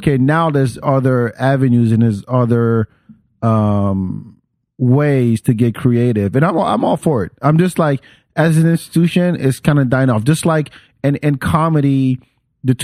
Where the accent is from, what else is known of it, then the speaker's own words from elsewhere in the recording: France; moved away; I grew up in France